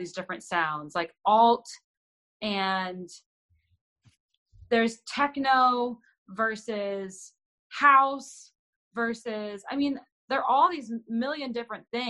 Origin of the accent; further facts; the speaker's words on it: Texas, United States; I'm born and raised in Texas